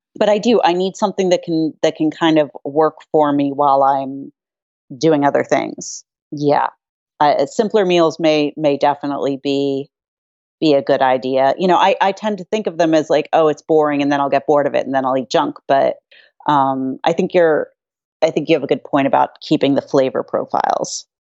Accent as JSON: {"language": "English", "town": "New York City", "region": "New York", "country": "United States", "said": "being a New Yorker"}